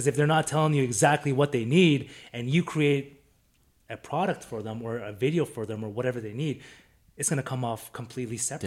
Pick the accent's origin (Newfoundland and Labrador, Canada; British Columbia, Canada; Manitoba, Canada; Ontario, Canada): British Columbia, Canada; Vancouver; now in Calgary, Canada; me and you were born and raised in Vancouver